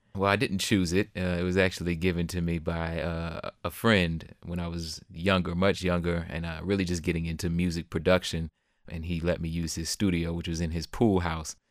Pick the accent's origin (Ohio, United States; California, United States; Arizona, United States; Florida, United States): Florida, United States; Jacksonville; now in Austin, United States; my hometown of Jacksonville, Florida